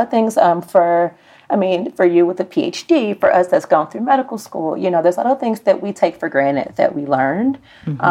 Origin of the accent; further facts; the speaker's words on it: Birmingham, Alabama, United States; I'm from Birmingham, Alabama. It is the land of all things fried and all things are soaked in butter